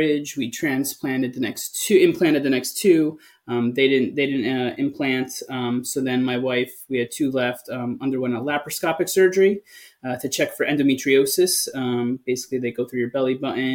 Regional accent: East Coast, United States; now in West Coast, United States; So I'm from the East Coast

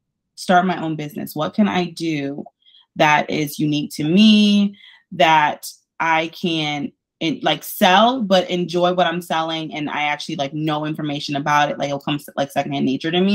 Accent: Detroit, Michigan, United States; moved away as an adult; now in Tampa, United States; born and raised in Detroit, Michigan

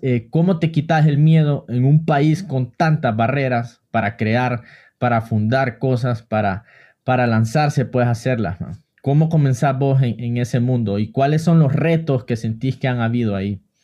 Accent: Honduras; yo también soy de Honduras

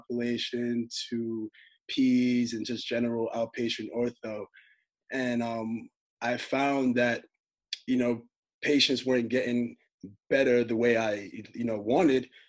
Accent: New York, United States; I'm born and raised in New York.

